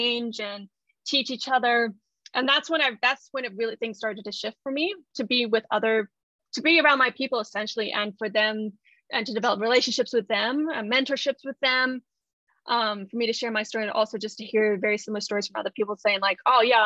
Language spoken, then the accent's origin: English; United States; moved away as an adult; also born or lived in Japan; I grew up in the United States